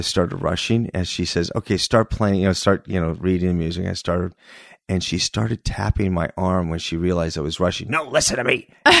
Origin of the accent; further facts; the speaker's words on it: Northridge, California, United States; Yeah, I grew up in the Valley. Northridge.